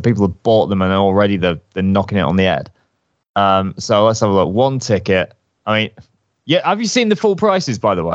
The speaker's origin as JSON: {"language": "English", "country": "United Kingdom", "said": "I'm a Brit abroad"}